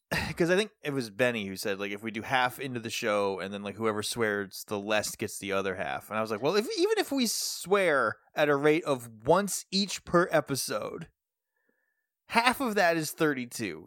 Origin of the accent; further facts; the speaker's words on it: New England, United States; we're from New England